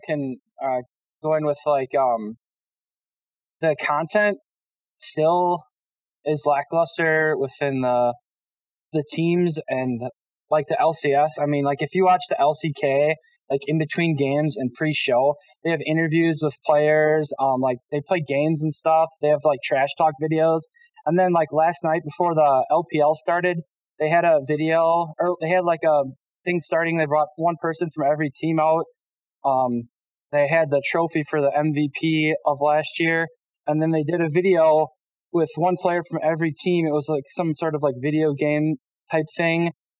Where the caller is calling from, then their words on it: Oshkosh, Wisconsin, United States; I'm calling from Oshkosh, Wisconsin.